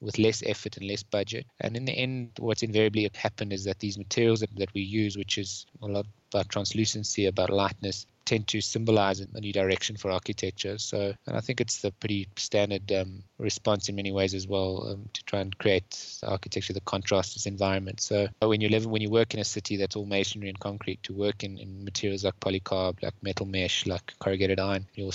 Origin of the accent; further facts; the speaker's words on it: Johannesburg, Gauteng, South Africa; I come from Johannesburg.